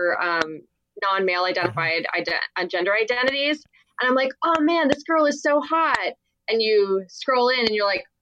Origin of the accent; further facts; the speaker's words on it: Seattle, Washington, United States; I am from Seattle